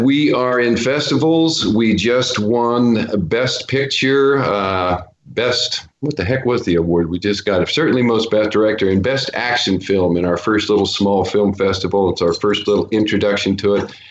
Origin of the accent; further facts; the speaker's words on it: Portland, Oregon, United States; moved away as an adult; now in Los Angeles, United States; Portland, Oregon, back to my hometown